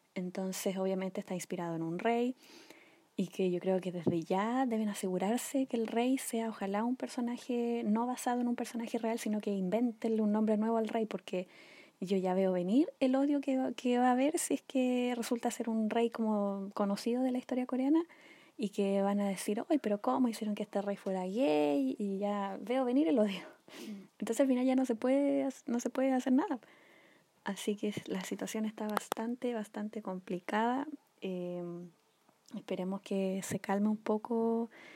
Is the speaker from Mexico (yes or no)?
no; Chile; acá en Chile, en mi país